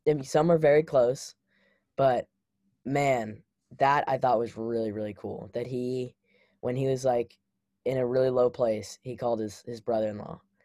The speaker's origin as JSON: {"language": "English", "town": "Memphis", "region": "Tennessee", "country": "United States", "tie": "born or raised there", "said": "I grew up in Memphis"}